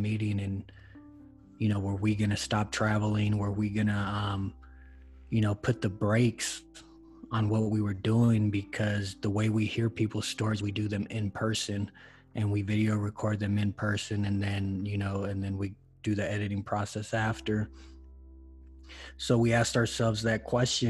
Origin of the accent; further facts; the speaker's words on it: Los Angeles, California, United States; now in Denver, United States; I'm originally born and raised in Los Angeles, California. I currently live in Denver, Colorado.